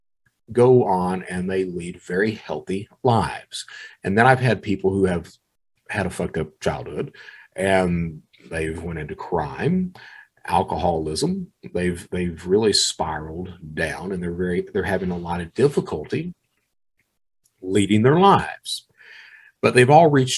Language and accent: English; Eastern Kentucky, United States; I was proud to be born in Eastern Kentucky, that I was an Eastern Kentuckian